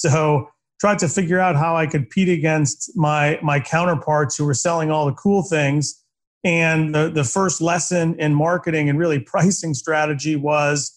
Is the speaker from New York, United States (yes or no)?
no; Boston, Massachusetts, United States; I grew up in Boston